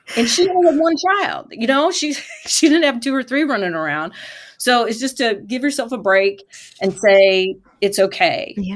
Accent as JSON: {"language": "English", "region": "Michigan", "country": "United States", "tie": "born or raised there", "said": "I grew up in Michigan near Michigan International Speedway"}